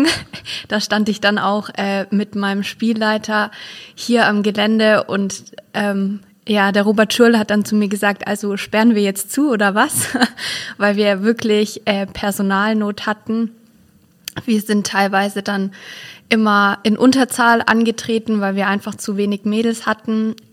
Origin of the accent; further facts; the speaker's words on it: Büchenbach, Bavaria, Germany; Büchenbach, ich wohne hier, das ist immer noch meine Heimat.